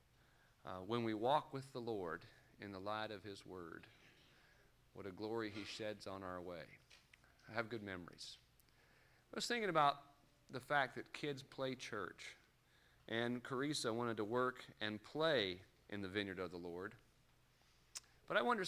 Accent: Los Angeles, California, United States; When I was growing up in Los Angeles County

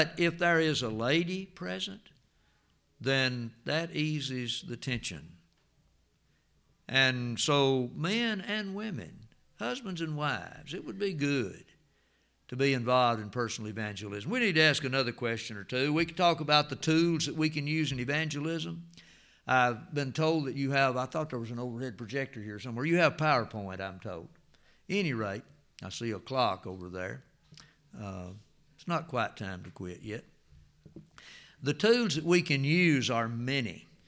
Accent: Antioch, Tennessee, United States; Some of you remember Miss Dixie and Mr. Donald from down on Flint's Creek, went to Antioch where I grew up in Jackson County.

